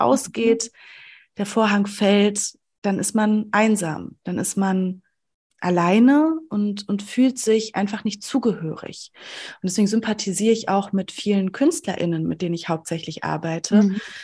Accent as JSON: {"language": "German", "area": "Sauerland", "region": "North Rhine-Westphalia", "country": "Germany", "said": "ich komme aus dem Sauerland, ähm, aus, dem, aus der ländlichen Region"}